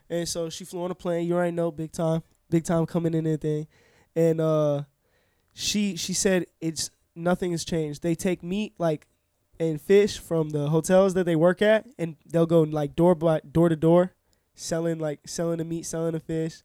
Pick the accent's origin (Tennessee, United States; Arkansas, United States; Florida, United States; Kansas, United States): Florida, United States; Orlando; born and raised here, Orlando